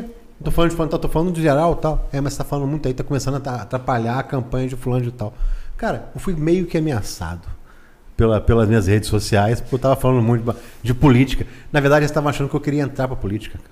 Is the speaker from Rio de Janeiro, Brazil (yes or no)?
yes; Barra Mansa, Rio de Janeiro, Brazil; Nasci em Barra Mansa, tudo que eu faço em é Barra Mansa. David conhece muito bem disso aí. Nasci, estudei, tudo aqui em Barra Mansa.